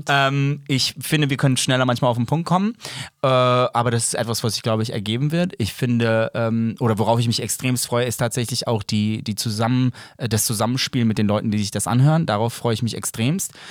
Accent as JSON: {"language": "German", "area": "Ruhr area", "region": "North Rhine-Westphalia", "country": "Germany", "also_born_or_lived": "Serbia", "said": "weil wir kommen aus dem Ruhrgebiet."}